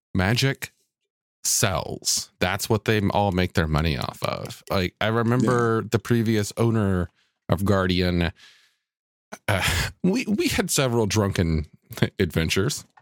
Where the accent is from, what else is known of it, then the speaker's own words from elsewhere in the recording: Mobile, Alabama, United States; my hometown of Mobile, Alabama